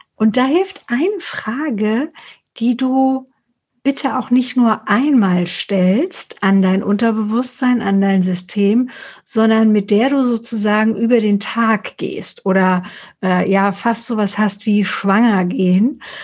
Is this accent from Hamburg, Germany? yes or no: no; Frankfurt, Hesse, Germany; ich komme aus Frankfurt oder aus Hessen